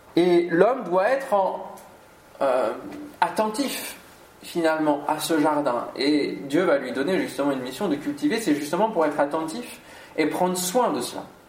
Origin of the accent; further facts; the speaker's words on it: Normandy, France; now in Antony, France; je suis normand quand même d'origine